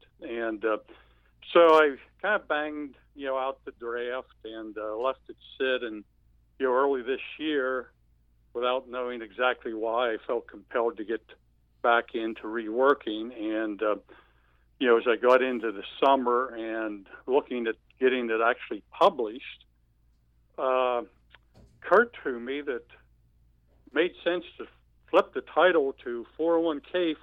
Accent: United States; we as American Christians

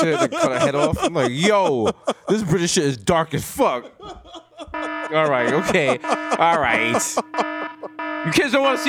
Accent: New York City, New York, United States; Now, me being from 233rd in the Bronx

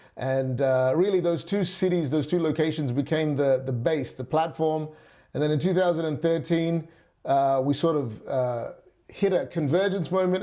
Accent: Perth, Western Australia, Australia; also born or lived in Singapore / Malaysia; at the age of nine, our family moved to Perth, Western Australia. It's the west coast of Australia, and that really where I grew up

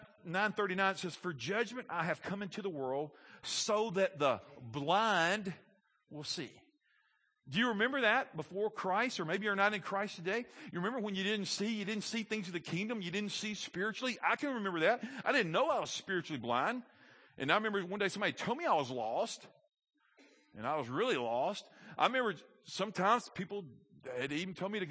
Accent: Alabama, United States; I'm from Alabama. I live in the Bible Belt

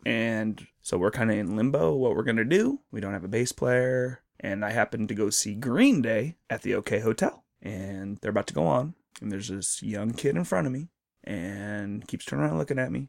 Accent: Snoqualmie Valley, Washington, United States; I'm from Snoqualmie Valley

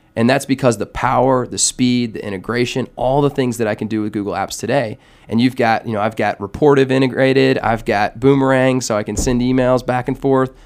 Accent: Atlanta, Georgia, United States; I'm actually from Atlanta here, grew up in, in town, went to Georgia Tech

